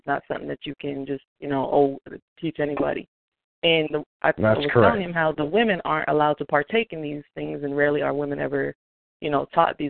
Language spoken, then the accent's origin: English; United States; I mean, I grew up on Indian reservation. Being mixed